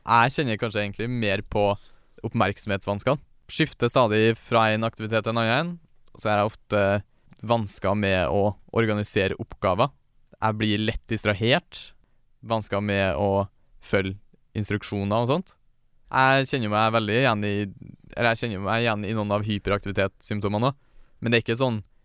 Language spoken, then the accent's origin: Norwegian; Steinkjer, Trøndelag, Norway; Jeg er født og oppvokst i Steinkjer